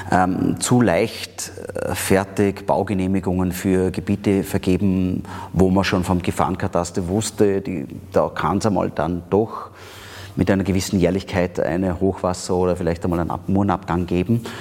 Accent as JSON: {"language": "German", "country": "Austria", "said": "Da sind wir Österreicher zum Glück relativ gut."}